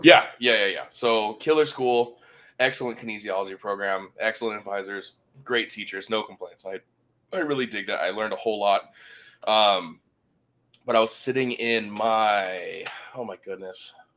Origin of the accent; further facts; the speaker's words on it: Oahu, Hawaii, United States; born and raised on Oahu, Hawaii